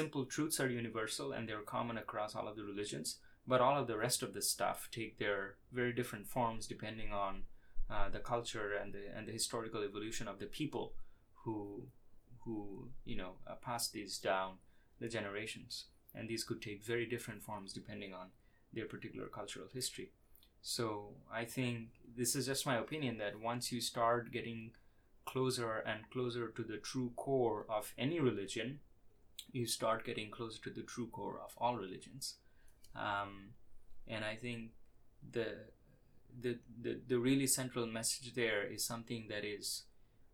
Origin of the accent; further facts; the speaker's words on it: India; I was born in India